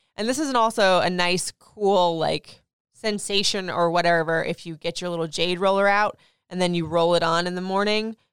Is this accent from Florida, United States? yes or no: yes; Florida, United States; now in Maryland, United States; I grew up in Florida